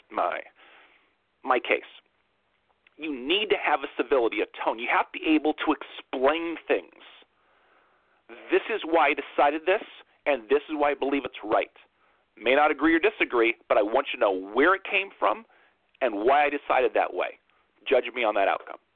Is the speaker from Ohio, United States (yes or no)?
no; Brooklyn, New York, United States; Vote for me because I'm a kid from Brooklyn.